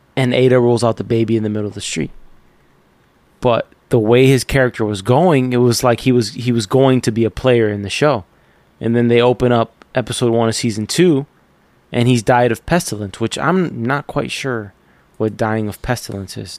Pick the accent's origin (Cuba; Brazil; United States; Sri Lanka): Cuba; moved away; I'm Cuban